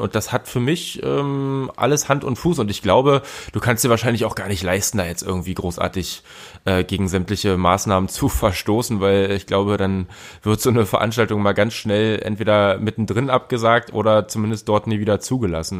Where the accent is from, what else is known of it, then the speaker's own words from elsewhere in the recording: Berlin, Germany; für mich, der äh, tatsächlich auch als Berliner